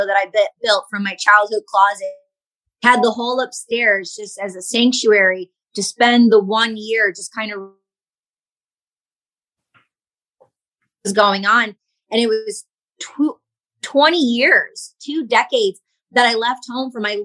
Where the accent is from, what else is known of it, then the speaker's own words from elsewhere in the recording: Northville, Michigan, United States; I'm 30 minutes from Ann Arbor and 30 minutes from Detroit. So it's like Northville, Novi area.